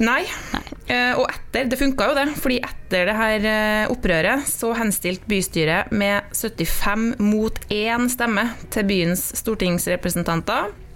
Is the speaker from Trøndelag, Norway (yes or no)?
yes; Trolla, Trøndelag, Norway; jeg kommer jo fra Trolla